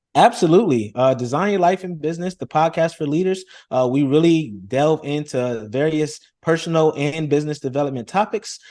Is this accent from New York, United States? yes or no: yes; Rochester, New York, United States; I come from Rochester, New York, very humble beginnings